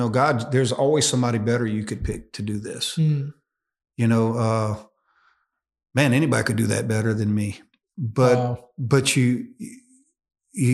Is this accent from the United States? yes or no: yes; Louisiana, United States; moved away as an adult; also born or lived in Peru; I'm from Louisiana